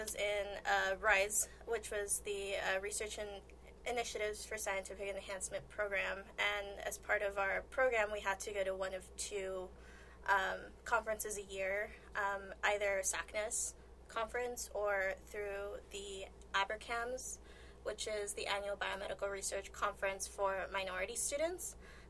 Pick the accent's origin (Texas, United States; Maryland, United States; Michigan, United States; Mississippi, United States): Texas, United States; El Paso; moved away as an adult; now in Rochester, United States; I'm from El Paso, Texas.